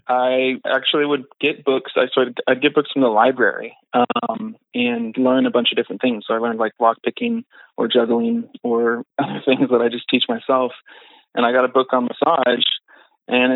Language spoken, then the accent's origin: English; Texas, United States; moved away as an adult; now in Boise, United States; I'm from Texas originally